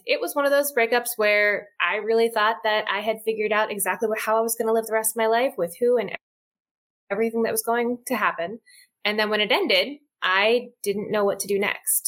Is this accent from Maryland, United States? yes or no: no; outside of Philadelphia, Pennsylvania, United States; now in Washington, D.C. area, United States; I grew up outside of Philadelphia and I moved to the DC area